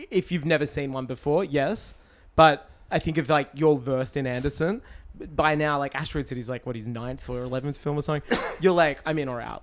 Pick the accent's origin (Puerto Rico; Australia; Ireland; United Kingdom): Australia; my hometown